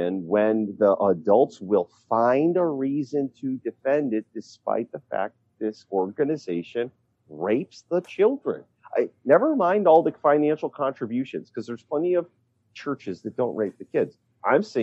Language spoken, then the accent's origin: English; Pennsylvania, United States; my home state of Pennsylvania